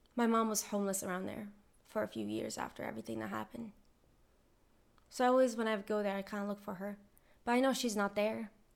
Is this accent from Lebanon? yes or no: yes; Lebanon; I was born in Lebanon